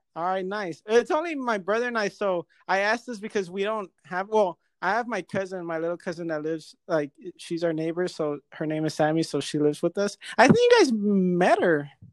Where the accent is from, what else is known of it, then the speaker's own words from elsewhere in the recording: California, United States; now in Las Vegas, United States; I'm from Cali